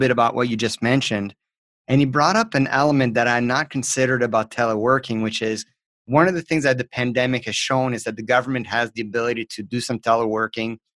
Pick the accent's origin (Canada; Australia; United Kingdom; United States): Canada; me being French Canadian